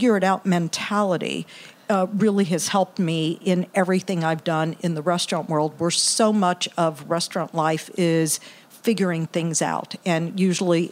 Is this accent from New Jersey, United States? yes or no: no; Galveston, Texas, United States; also born or lived in Brooklyn, New York / Indiana; now in Indianapolis, United States; I grew up in Texas, actually. Grew up in Galveston